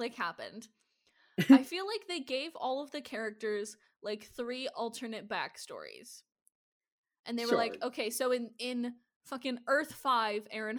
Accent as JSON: {"language": "English", "region": "Midwest", "country": "United States", "tie": "born or raised there", "said": "I grew up in the Midwest"}